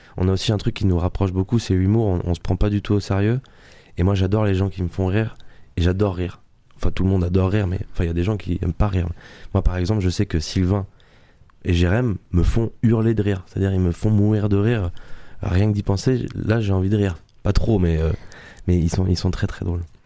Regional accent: Le Bugue, Nouvelle-Aquitaine, France; accent: southern; now in Paris, France; Le Bug, c'est ma petite, c'est mon petit village

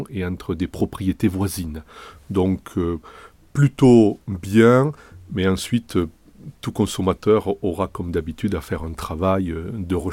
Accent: Tresses, Nouvelle-Aquitaine, France; je suis issu d'une famille travailleuse qui a une réputation chez nous, à Tresse

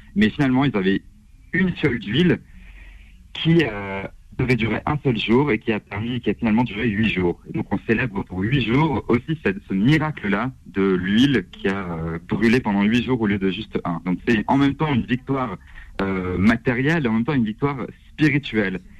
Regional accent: Strasbourg, Grand Est, France; je viens de Strasbourg

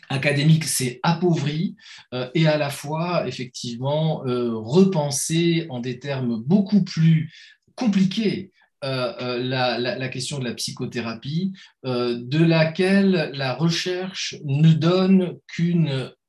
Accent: Metz, Grand Est, France; mais bon, je viens de Metz, commencez pas à chercher des.

